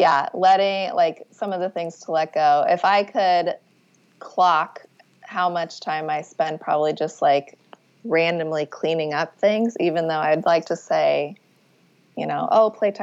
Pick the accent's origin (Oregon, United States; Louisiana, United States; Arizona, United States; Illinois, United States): Arizona, United States; now in New York, United States; I grew up in Arizona